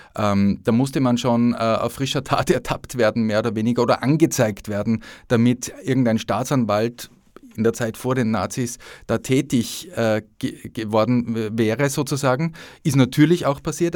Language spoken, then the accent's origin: German; Upper Austria, Austria; also born or lived in Innsbruck; now in Vienna, Austria; als Oberösterreicher